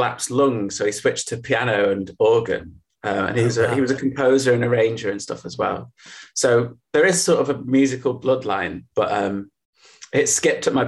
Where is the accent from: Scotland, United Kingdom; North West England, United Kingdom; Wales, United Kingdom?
North West England, United Kingdom; Littleborough; also born or lived in Rochdale; I was born just in Rochdale, which is a town which is just slightly northeast of Manchester